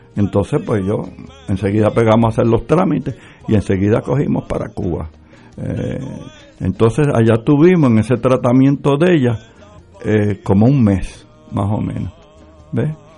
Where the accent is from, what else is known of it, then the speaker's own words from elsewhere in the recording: Puerto Rico; yo soy puertorriqueño